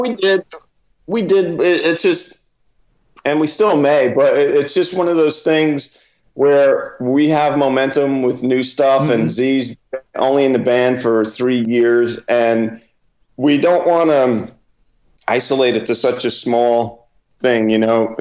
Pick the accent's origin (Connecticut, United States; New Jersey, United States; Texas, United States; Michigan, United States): New Jersey, United States; I'm a kid from Jersey